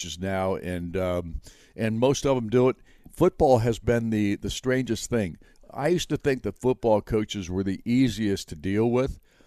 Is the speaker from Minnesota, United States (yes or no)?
no; Chicago, Illinois, United States; moved away as an adult; also born or lived in Butte, Montana; now in Indiana, United States; the disc jockeys that I'd listened to growing up in Chicago on WLS